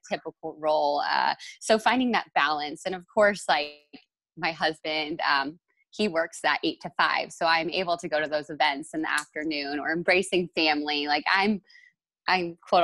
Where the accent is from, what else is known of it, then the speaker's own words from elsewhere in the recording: Northern California, United States; now in Kansas City, United States; I'm actually from Northern California